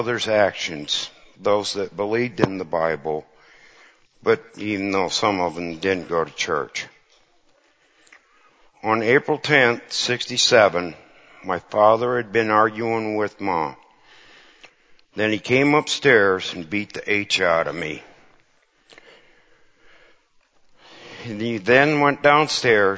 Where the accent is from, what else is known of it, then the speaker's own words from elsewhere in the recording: Cedar Falls, Iowa, United States; I grew up in the Cedar Falls, Waterloo area in an ex-farm farmhouse in Cedar Falls.